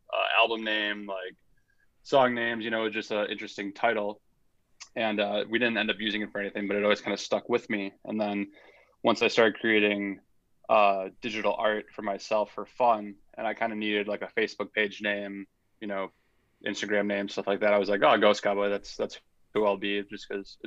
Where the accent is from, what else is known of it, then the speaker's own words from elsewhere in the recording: Milwaukee, Wisconsin, United States; I'm from Milwaukee, Wisconsin